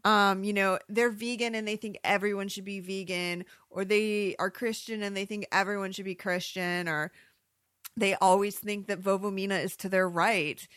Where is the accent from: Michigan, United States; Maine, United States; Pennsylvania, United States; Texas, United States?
Michigan, United States; now in Arizona, United States; I grew up in Michigan